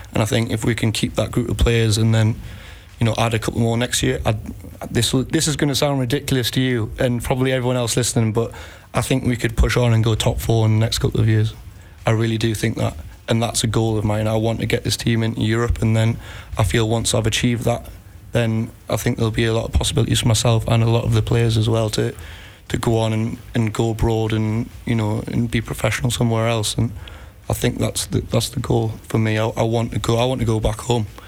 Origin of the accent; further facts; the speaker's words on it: Newcastle upon Tyne, North East England, United Kingdom; moved away as an adult; now in Iceland; I'm from Newcastle